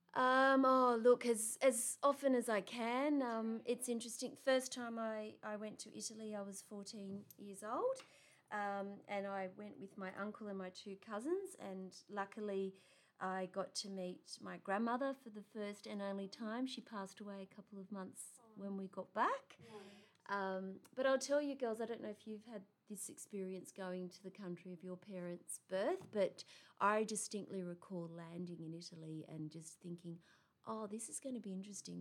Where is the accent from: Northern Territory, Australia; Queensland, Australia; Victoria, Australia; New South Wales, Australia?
New South Wales, Australia; Wollongong; I was born in Australia. I was born in Wollongong.